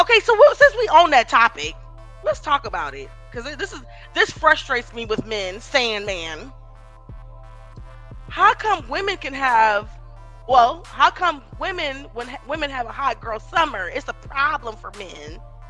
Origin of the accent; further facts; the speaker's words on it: Iowa, United States; Cause remember, I came from Iowa, so you know, I was like, what's